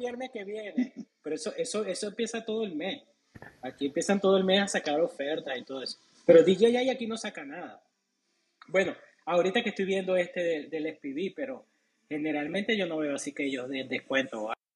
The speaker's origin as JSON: {"language": "Spanish", "country": "Venezuela", "moved": "as an adult", "lives_now": "United States"}